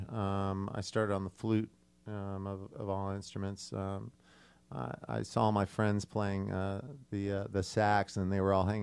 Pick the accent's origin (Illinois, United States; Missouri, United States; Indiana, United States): Indiana, United States; Indianapolis; moved away; also born or lived in California / New York / London / Nashville, Tennessee; Well, I was uh, born in Indianapolis, um, and uh, I spent most of my adult life on the on the West Coast in California, um, with short stints in uh, in New York, um, and uh, many points in between. Spent a year in London